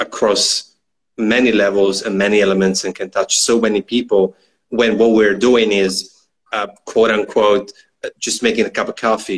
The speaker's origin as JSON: {"language": "English", "region": "northern Italy", "country": "Italy", "tie": "born or raised there", "said": "It's not far from my hometown. I'm from the northern part of Italy"}